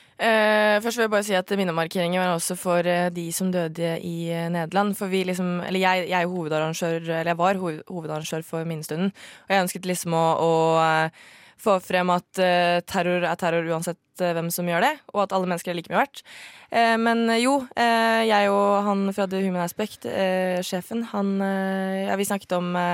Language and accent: Norwegian; Norway; norsk muslim. Jeg er jo halvt norsk, eh, halvt marokkaner